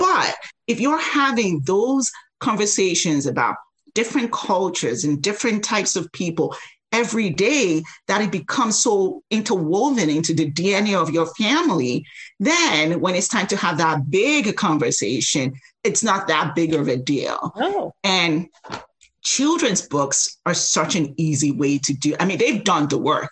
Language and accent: English; Nigeria; now in United States; I grew up in Nigeria